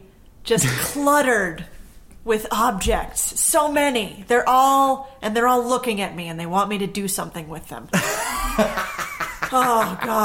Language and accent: English; Connecticut, United States; I grew up in Connecticut.